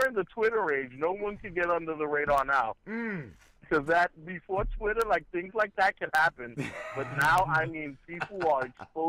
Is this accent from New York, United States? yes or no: yes; New York City, New York, United States; And I come from Brooklyn. I come from some pretty tough parts.